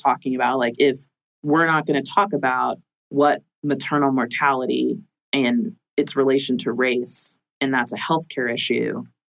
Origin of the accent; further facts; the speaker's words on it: Jamaica; See, I'm a Jamaican, like Jamaican culture.